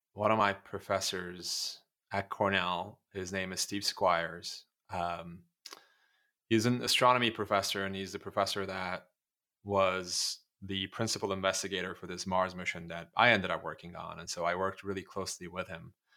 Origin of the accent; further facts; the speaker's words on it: Turkey; moved away; growing up in Turkey